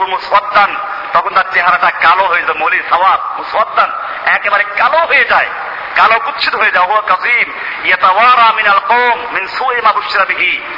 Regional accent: Bangladesh

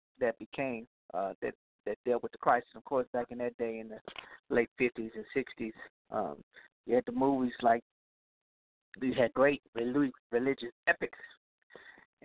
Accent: Louisiana, United States; Louisiana, my home state, my home region

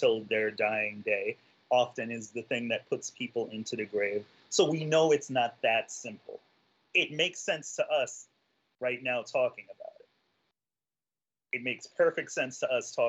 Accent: New York City, New York, United States; also born or lived in Florida; I'm native New Yorker. I grew up not having to drive anywhere.

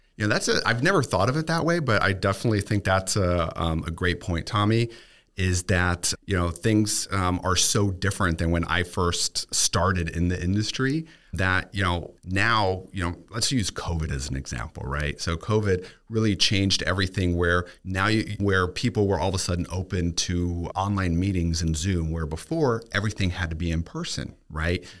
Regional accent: Germany; now in Tampa, United States; growing up in Germany

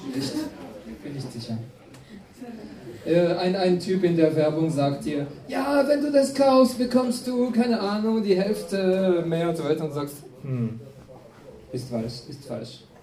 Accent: France; German is a second language; now in Austria; ich komme aus Frankreich

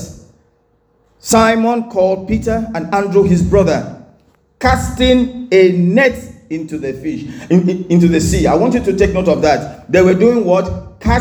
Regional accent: Enugu State, Nigeria; also born or lived in Oran (hometown, possibly Orlu), Nigeria; We used to live in Enugu, and my dad, you know, was a civil engineer

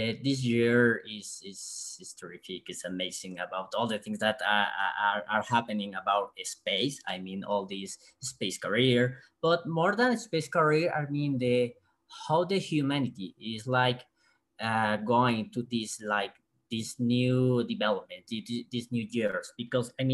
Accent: Mexico; I'm from Mexico

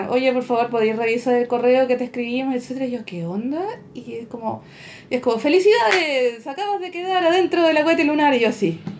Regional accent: Valparaíso, Chile; somos de Valparaíso

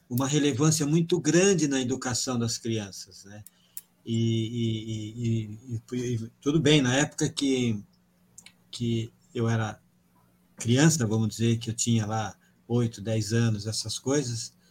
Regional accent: Paraguaçu Paulista, São Paulo, Brazil; born there; also born or lived in Irapuru; Irapuru, não, eu nasci em Paraguaçu Paulista, depois o meu pai foi para Irapuru.

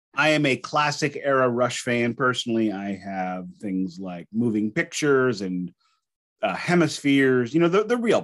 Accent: Alton, Illinois, United States; accent: Midwestern American; also born or lived in St. Louis, Missouri; I was born in Alton, which is just up the road

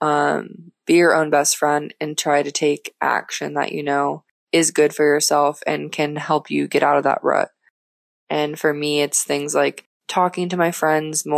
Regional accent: Florida, United States; moved away as an adult; also born or lived in Minnesota / Mexico; now in Sofia, Bulgaria; I grew up in Florida all of my life

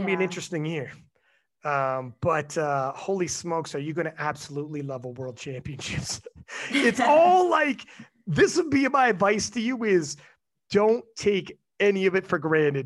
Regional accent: Canada; I'm from Canada

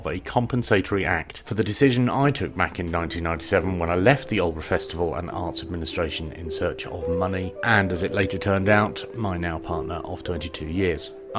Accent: United Kingdom; as a Brit who is used to sort of walking places where it's reasonably flat

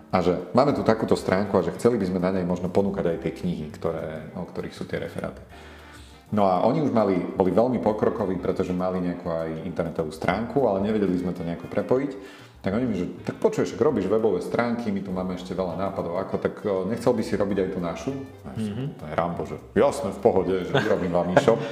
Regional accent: Martin, Žilina Region, Slovakia; moved away as an adult; now in Bratislava, Slovakia; No ja pochádzam z Martina, kde som strávil vlastne celú svoju mladosť.

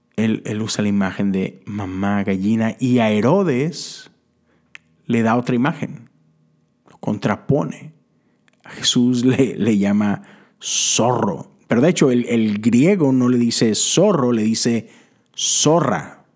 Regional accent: Mexico; moved away as an adult; now in United States; Yo crecí en México

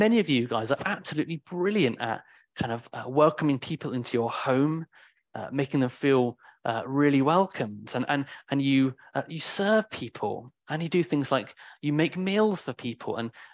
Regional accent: United Kingdom; I'm very British in that way

